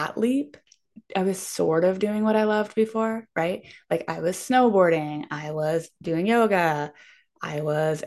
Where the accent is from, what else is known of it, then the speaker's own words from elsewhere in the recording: Pittsburgh, Pennsylvania, United States; moved away as an adult; also born or lived in Vermont; I'm from Pittsburgh, Pennsylvania